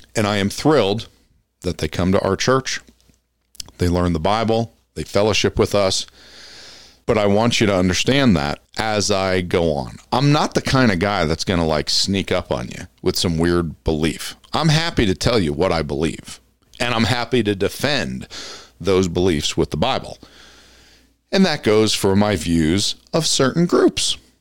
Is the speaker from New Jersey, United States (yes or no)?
yes; Passaic County, New Jersey, United States; moved away; I grew up in Passaic County, New Jersey